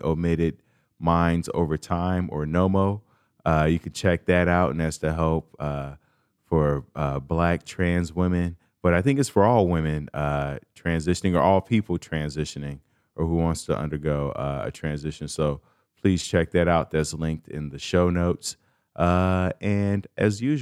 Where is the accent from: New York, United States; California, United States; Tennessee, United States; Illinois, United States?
Illinois, United States; Chicago; I'm from Chicago, a major city